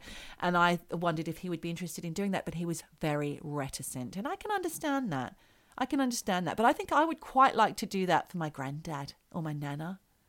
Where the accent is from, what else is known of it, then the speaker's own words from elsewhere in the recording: Australia; we've lost people while we've been away from our homes, where we grew up in Australia.